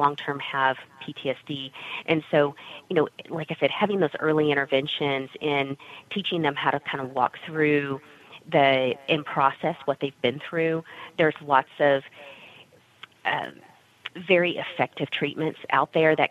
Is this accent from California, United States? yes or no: no; Texas, United States; also born or lived in San Antonio, Texas; I grew up in Texas